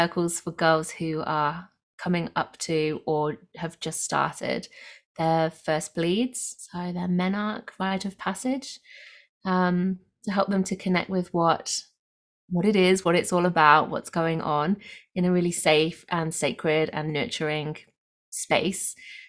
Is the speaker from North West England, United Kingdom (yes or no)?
no; Nottingham, East Midlands, United Kingdom; now in Australia; I'm coming from the Southern Highlands, south of Sydney in Australia today. I'm from the UK originally, from Nottingham.